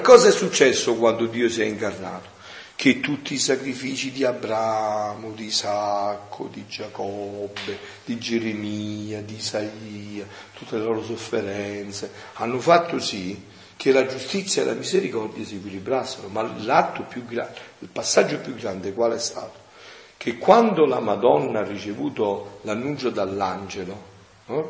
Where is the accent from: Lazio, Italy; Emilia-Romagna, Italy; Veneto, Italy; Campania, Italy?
Campania, Italy; Avellino area; moved away; nel mio paese, un paese di montagna dell'Apellinese